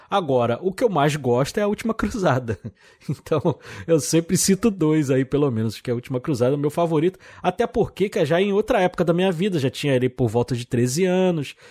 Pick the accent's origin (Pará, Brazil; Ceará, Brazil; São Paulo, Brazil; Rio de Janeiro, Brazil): Rio de Janeiro, Brazil; eu sou do Rio de Janeiro, né, assisti lá na Tijuca